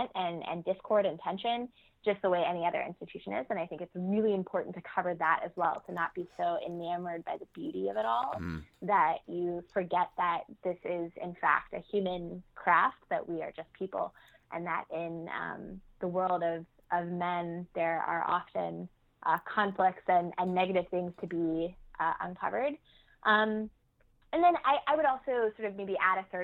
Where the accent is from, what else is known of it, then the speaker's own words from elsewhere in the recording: Nashville, Tennessee, United States; I grew up outside of Nashville, Tennessee